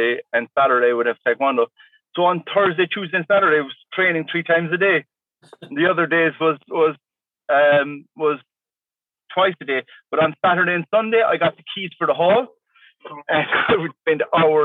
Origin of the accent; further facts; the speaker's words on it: Tralee, Munster, Ireland; my hometown in Tralee, in County Kerry, in the southwest of Ireland